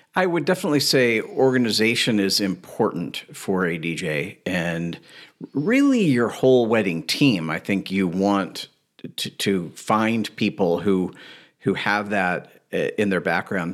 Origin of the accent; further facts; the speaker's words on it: Louisville, Kentucky, United States; I grew up in Louisville, Kentucky